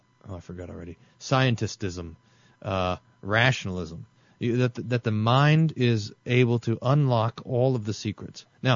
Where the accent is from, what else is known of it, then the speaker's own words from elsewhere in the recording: Mississippi, United States; When I was growing up in the Mississippi Delta, we would sit outside and talk.